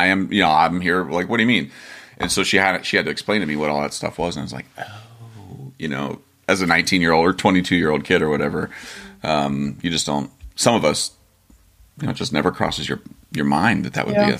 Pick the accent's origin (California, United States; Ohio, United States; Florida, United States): Ohio, United States; Dover; moved away as an adult; I grew up in a very small town, not a whole lot of people from anywhere other than Dover, Ohio